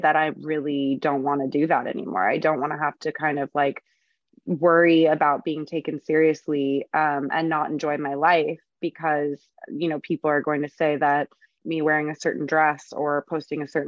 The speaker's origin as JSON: {"language": "English", "town": "San Diego", "region": "California", "country": "United States", "tie": "born or raised there", "said": "I grew up in Southern California."}